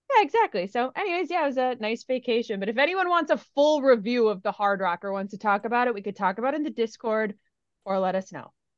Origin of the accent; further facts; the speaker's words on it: Minnesota, United States; I'm from Minnesota